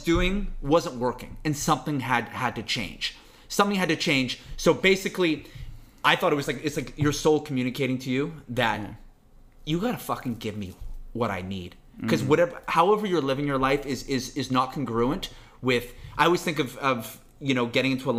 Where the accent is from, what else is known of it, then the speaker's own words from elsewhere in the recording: Vancouver, British Columbia, Canada; also born or lived in Toronto; I'm born and raised in Vancouver